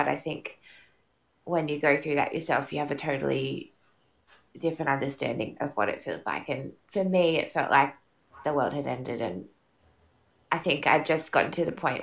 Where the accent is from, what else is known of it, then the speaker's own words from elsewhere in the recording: Sydney, New South Wales, Australia; moved away as an adult; also born or lived in Darwin; now in Perth, Australia; I'm from Sydney, actually, and I lived in Darwin for 3 years. I moved there when I was 25